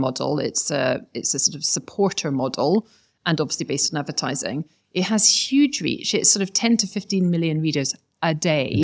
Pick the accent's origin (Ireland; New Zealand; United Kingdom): United Kingdom; Scotland; now in London, United Kingdom; as you can hear from my accent, probably just, I'm a Scot.